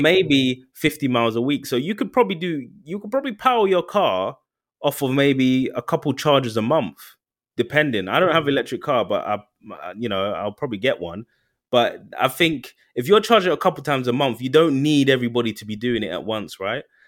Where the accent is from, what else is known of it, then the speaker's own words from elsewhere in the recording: United Kingdom; we're proper British